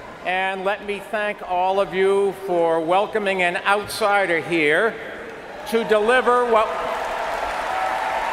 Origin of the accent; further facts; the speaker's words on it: New York, United States; I'm a New Yorker